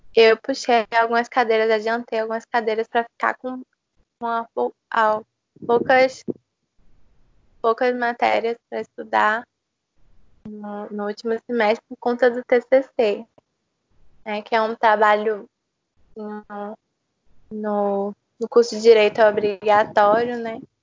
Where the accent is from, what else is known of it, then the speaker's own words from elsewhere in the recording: Recife, Pernambuco, Brazil; moved away as an adult; now in João Pessoa, Brazil; eu sou de Recife, eu morei lá quase a minha vida toda e eu vim para João Pessoa